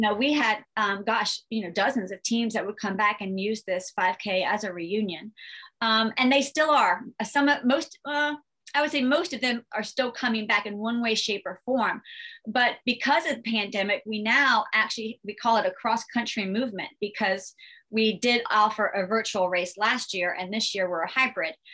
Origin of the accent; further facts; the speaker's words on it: Northern Virginia, United States; now in Richmond, United States; I was born and raised in Virginia, love Virginia, moved from Northern Virginia to Richmond